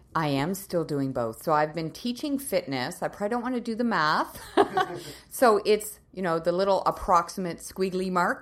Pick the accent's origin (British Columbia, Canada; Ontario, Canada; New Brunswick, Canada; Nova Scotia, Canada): Nova Scotia, Canada; moved away as an adult; also born or lived in Winnipeg, Manitoba / Calgary, Alberta; now in Kelowna, Canada; I was born and raised in Nova Scotia, so I'm a maritimer